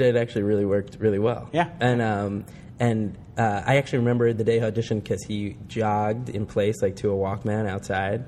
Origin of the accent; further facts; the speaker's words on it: New Jersey, United States; I'm from Jersey